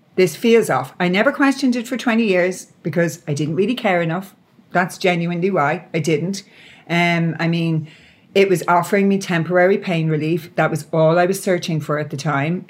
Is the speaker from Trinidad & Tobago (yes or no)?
no; Ireland; I'm Irish.